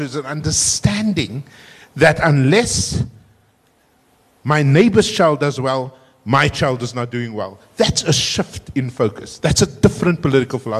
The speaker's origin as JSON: {"language": "English", "town": "Cape Town", "region": "Western Cape", "country": "South Africa", "tie": "born or raised there", "said": "I was still growing up in Cape Town"}